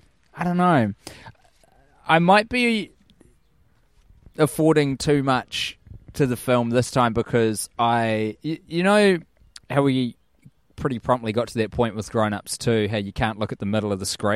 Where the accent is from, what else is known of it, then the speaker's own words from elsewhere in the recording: New Zealand; I'm from New Zealand and I don't know what Puzzling